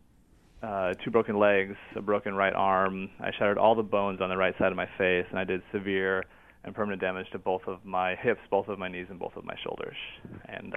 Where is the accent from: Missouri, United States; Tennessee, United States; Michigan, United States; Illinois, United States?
Illinois, United States; moved away; I was literally working as an arborist in my hometown in Illinois